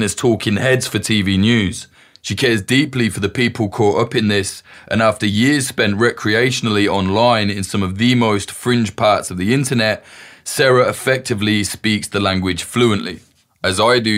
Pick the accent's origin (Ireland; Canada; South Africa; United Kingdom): United Kingdom; I'm British